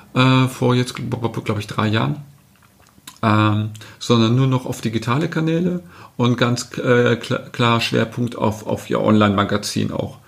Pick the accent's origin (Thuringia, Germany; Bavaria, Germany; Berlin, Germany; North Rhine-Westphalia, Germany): North Rhine-Westphalia, Germany; ich bin aus Westfalen